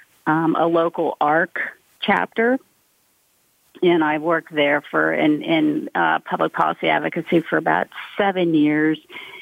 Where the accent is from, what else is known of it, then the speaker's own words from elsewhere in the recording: Cumberland, Maryland, United States; moved away as an adult; also born or lived in Pennsylvania; now in Western Pennsylvania, United States; I actually was born in Pennsylvania, but I grew up in Western Maryland, in Cumberland, Maryland